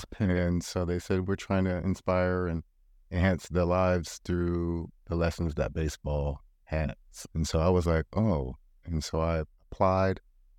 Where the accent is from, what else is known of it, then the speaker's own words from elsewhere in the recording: Portland, Oregon, United States; I remember growing up in North and Northeast Portland at Peninsula Sportsmen, Riverside, Wilshire, Interstate.